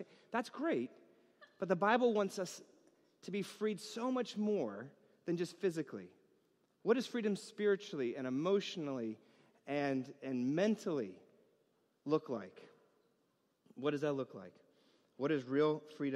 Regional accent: New York, United States; growing up in New York

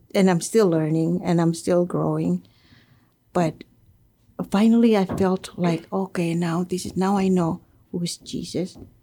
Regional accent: Marshall Islands; now in Guam; I come from the Marshall Islands. I was uh, born and raised there

